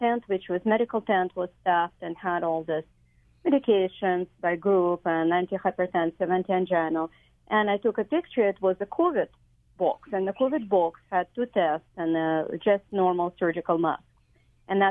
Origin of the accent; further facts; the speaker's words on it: Kyiv, Ukraine; now in Hawaii, United States; I grew up in Kiev